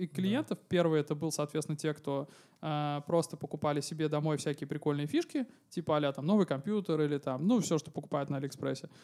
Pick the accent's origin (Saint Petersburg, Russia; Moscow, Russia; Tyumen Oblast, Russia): Saint Petersburg, Russia; я из Санкт-Петербурга